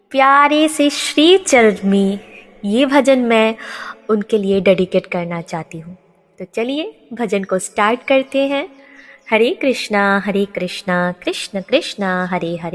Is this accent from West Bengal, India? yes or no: yes; West Bengal, India; और मैं वेस्ट बंगाल से बिलोंग करती हूँ